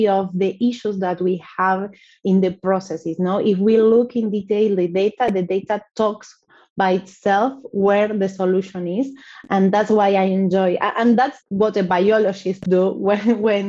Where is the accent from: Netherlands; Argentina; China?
Argentina; also born or lived in Buenos Aires; I am from Argentina. I live in Buenos Aires